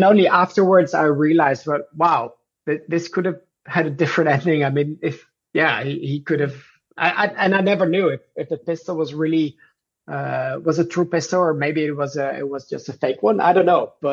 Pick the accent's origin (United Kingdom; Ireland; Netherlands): Netherlands; I'm from Netherlands.